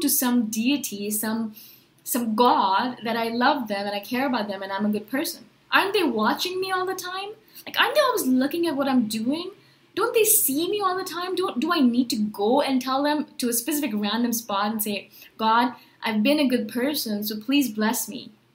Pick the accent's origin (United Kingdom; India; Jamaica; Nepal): India; I was born in India. My parents are Indian, and they're Hindus and so, you know, we went to temples